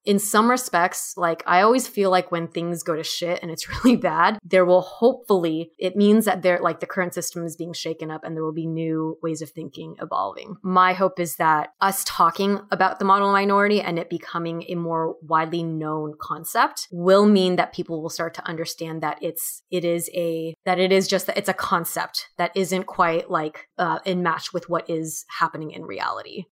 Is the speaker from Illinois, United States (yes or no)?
no; Orange County, California, United States; growing up in Orange County, California